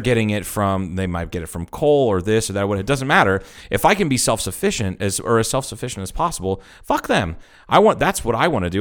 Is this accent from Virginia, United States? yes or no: no; Troy, Ohio, United States; moved away; growing up in Troy, Ohio